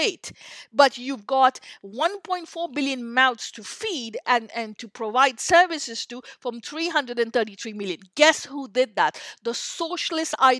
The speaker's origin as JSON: {"language": "English", "country": "India", "tie": "born or raised there", "said": "I grew up in India"}